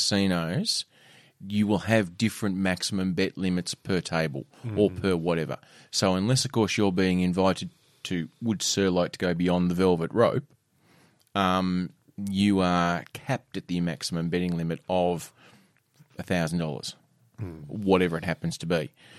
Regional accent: Ravenswood, Australia; It does. I'm from Ravenswood.

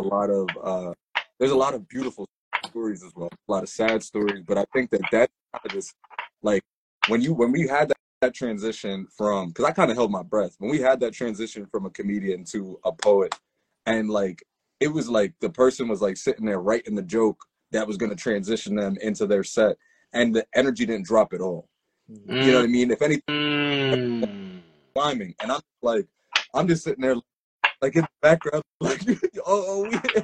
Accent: Reading, Pennsylvania, United States; I'm a second generation Jamaican. I was born in Reading.

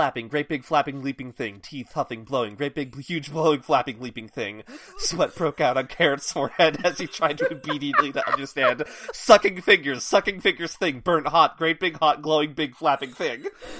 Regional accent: Massachusetts, United States; I grew up in Massachusetts. I legitimately do not know all of this.

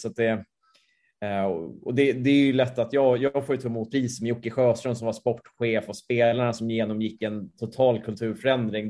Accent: Sweden; som svensk

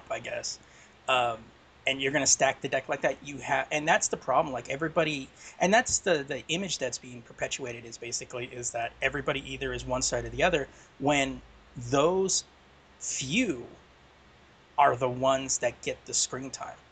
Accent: California, United States; From California

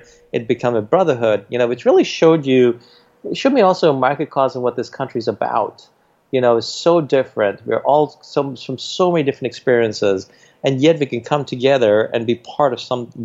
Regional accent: New York City, New York, United States; born or raised there

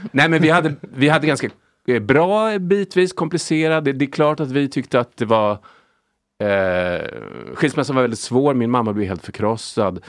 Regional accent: Lidingö, Stockholm County, Sweden; Jag är uppvuxen på Lidingö

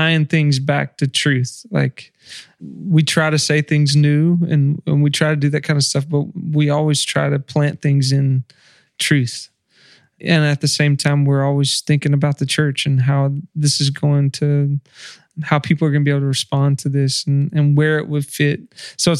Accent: the South, United States; growing up in the South and being in church

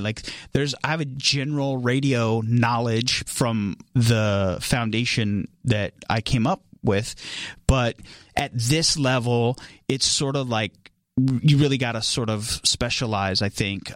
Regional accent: Atwater, California, United States; moved away as an adult; also born or lived in Tucson, Arizona; I am from a very small town in California called Atwater, California. Uh, that's where I grew up.

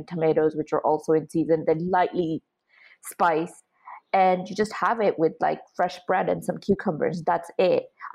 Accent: Dublin, Leinster, Ireland; moved away as an adult; also born or lived in Hungary; now in United Kingdom; I grew up in Dublin in Ireland

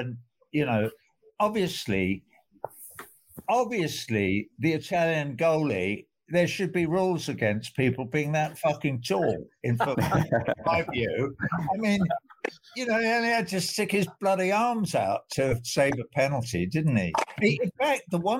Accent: England, United Kingdom; I'm English

